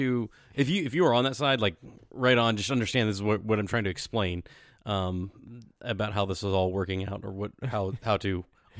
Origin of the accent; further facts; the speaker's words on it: Southwest Virginia, United States; we're both from Southwest Virginia